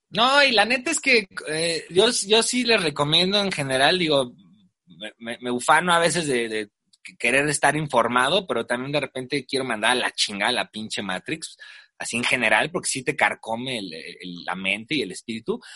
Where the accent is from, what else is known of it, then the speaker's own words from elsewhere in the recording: Mexico; nuestra propia sociedad inmediata como la mexicana